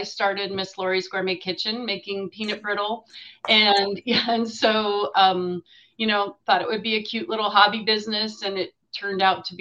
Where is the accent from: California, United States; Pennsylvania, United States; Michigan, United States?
Pennsylvania, United States; Erie; also born or lived in Indiana, Pennsylvania; I grew up in Erie, which is, you know, up in the Northwest